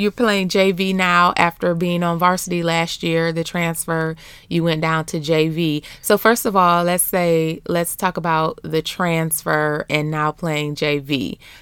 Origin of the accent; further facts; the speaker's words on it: Beecher, Michigan, United States; also born or lived in Flint, Michigan; I grew up in Beecher, Bucktown, U S A.